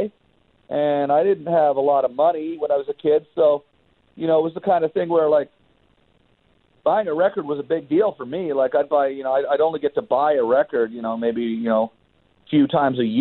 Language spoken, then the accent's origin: English; Ottawa, Ontario, Canada; moved away as an adult; now in Los Angeles, United States; growing up in Ottawa